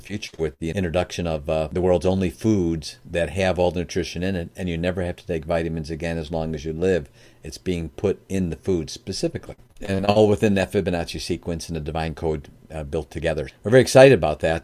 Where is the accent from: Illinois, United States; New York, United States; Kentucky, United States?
Illinois, United States; Chicago; now in Michigan, United States; I live in Michigan now. I'm originally from the Chicagoland area